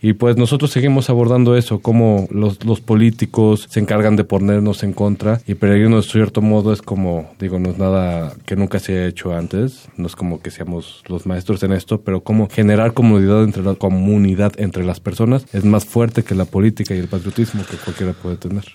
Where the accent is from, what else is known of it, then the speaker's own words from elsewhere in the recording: San Luis Potosí, Mexico; now in Mexico City, Mexico; yo igual de San Luis Potosí, no soy de acá de la Ciudad de México